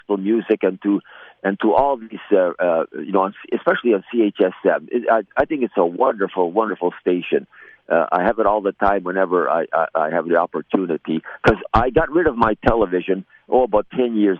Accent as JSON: {"language": "English", "town": "Cooks Creek", "region": "Manitoba", "country": "Canada", "tie": "born or raised there", "also_born_or_lived": "Selkirk, Manitoba / Highland Glen, Manitoba", "said": "I grew up around the Cooks Creek area. And I was born in Selkirk, Manitoba"}